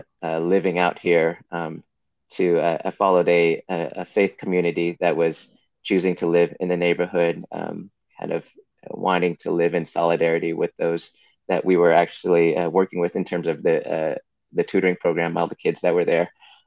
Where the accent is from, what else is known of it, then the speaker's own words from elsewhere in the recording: Cupertino, California, United States; also born or lived in San Jose, California; now in Oakland, United States; I was born in San Jose and raised in Cupertino, California